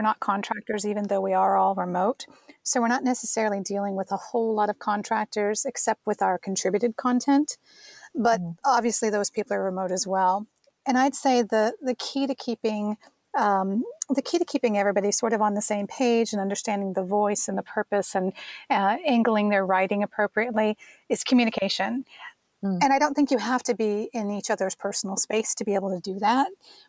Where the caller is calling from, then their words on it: Los Angeles, California, United States; I'm recording from Los Angeles.